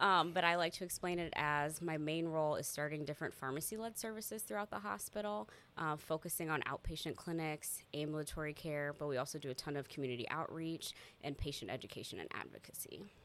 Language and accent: English; Des Moines, Iowa, United States; I'm from Des Moines and I've grown up here, born and raised.